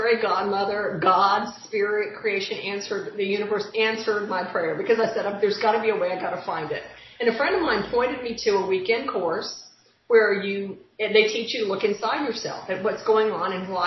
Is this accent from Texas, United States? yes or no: yes; Dallas, Texas, United States; I grew up in Dallas. I'm a native Texan